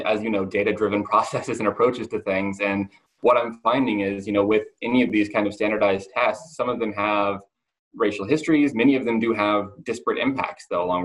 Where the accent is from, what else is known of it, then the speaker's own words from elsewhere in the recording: Montana, United States; moved away; my hometown in Montana where I went to high school